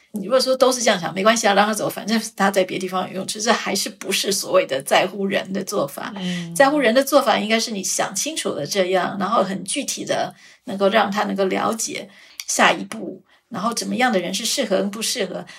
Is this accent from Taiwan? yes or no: yes; Taiwan; also born or lived in Switzerland; 毕竟我是一个台湾人